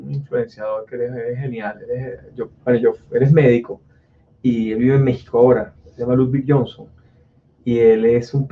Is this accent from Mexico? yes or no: no; Italy; Spanish is a second language; No, es que yo soy italiano y no puedo.